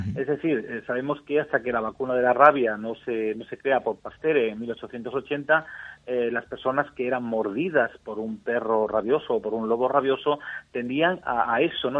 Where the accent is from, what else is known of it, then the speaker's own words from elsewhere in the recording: Cheles, Extremadura, Spain; mi pueblo, por ejemplo, en Cheles